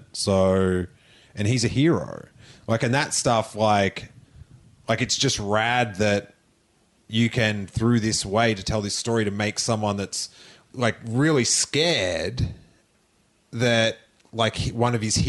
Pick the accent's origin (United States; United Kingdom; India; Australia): Australia; moved away; growing up in Australia